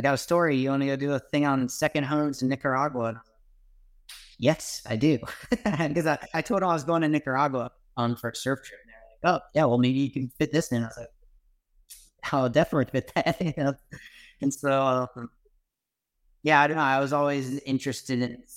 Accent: Virginia Beach, Virginia, United States; moved away as an adult; also born or lived in Outer Banks, North Carolina; I grew up surfing in Virginia Beach and the Outer Banks.

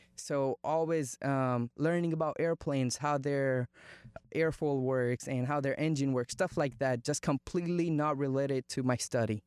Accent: India; English is a second language; moved away as an adult; now in United States; I was born in India, grew up in India, and I moved to America when I turned 19

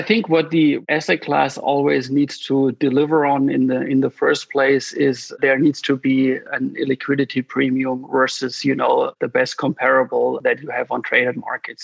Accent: near the Swiss border, Baden-Württemberg, Germany; I originally grew up in the south of Germany, which is, you know, very close to the Swiss border

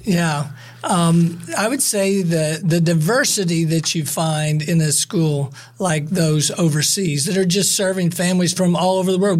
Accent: Southern Ohio, United States; moved away as an adult; also born or lived in Michigan / Mississippi; My wife and I both grew up in, in Southern Ohio

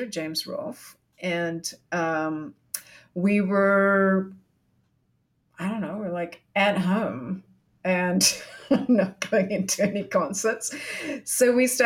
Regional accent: New Zealand; moved away as an adult; also born or lived in Singapore; now in Canada; I grew up in Aotearoa, New Zealand

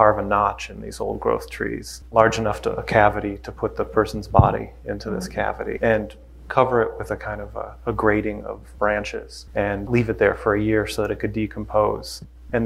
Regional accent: Minneapolis, Minnesota, United States; I grew up in Minneapolis as a young person

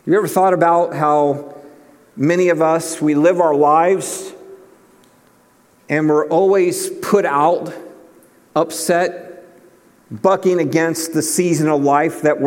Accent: Cleveland, Ohio, United States; moved away; growing up in Cleveland, Ohio

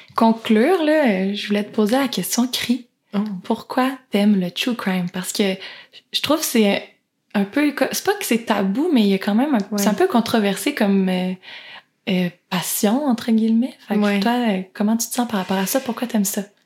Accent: Quebec, Canada; on est québécoise

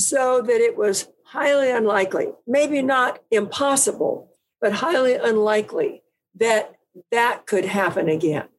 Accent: California, United States; I was from California

